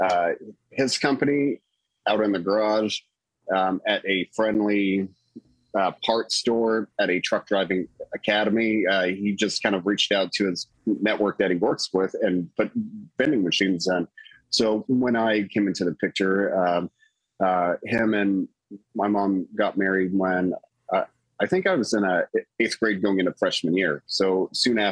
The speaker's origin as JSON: {"language": "English", "region": "southern Indiana", "country": "United States", "tie": "born or raised there", "also_born_or_lived": "Louisville, Kentucky", "said": "I was born actually in Louisville, Kentucky, but raised just north of it at the very bottom tip of Indiana"}